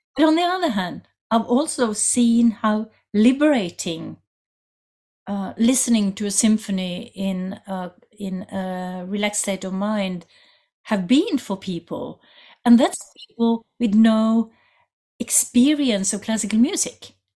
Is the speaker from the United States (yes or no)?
no; Norway; I come from Norway